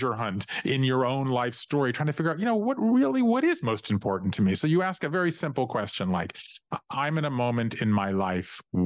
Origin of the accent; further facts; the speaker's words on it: Savannah, Georgia, United States; going every Saturday growing up in Savannah, Georgia, to work in my family's office with my grandfather